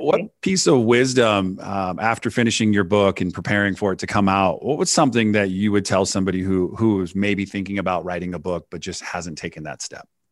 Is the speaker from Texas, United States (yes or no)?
no; San Francisco, California, United States; I grew up in the Bay Area in, in, in California, and up at Nob Hill, which is the top of San Francisco